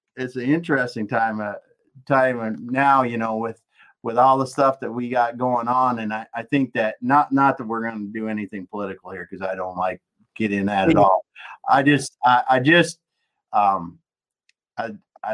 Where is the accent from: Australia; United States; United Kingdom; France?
United States; South Dakota; moved away; also born or lived in Tennessee; I grew up in South Dakota